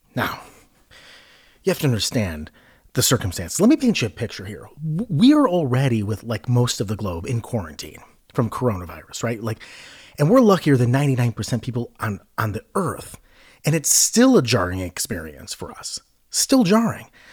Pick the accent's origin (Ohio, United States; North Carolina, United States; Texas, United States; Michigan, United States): Ohio, United States; I grew up in Ohio